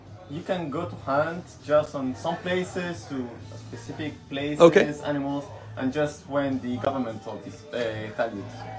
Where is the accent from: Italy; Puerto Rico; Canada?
Italy; now in Chile; I'm from Italy, but I live in Chile.